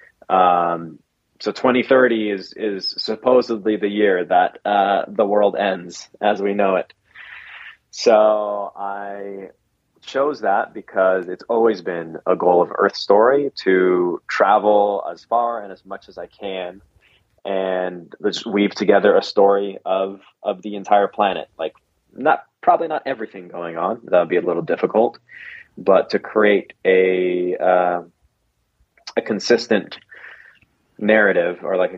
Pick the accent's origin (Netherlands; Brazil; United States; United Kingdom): United States; Las Vegas, Nevada; moved away as an adult; I grew up in Vegas with very conservative Christian parents